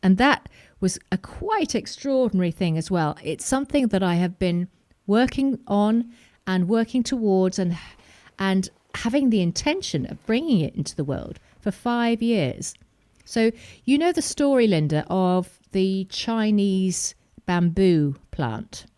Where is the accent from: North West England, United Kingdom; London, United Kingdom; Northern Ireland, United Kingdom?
North West England, United Kingdom; Preston; moved away; also born or lived in Wirral / south of France; I grew up in Preston